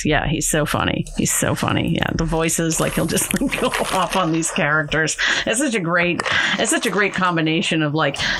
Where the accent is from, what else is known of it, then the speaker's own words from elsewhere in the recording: Boston, Massachusetts, United States; I'm from Boston and I'm of the age where I remember Creature Double Feature on Channel 56